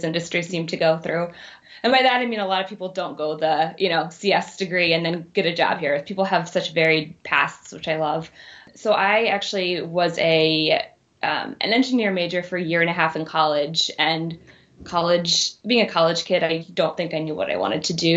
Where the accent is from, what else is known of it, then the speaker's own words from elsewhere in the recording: Maryland, United States; moved away as an adult; now in Chicago, United States; Originally from Maryland, right outside of DC